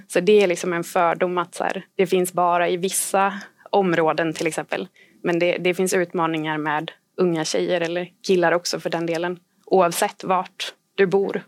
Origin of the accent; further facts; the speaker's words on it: Sweden; vi var tre volontärer från Sverige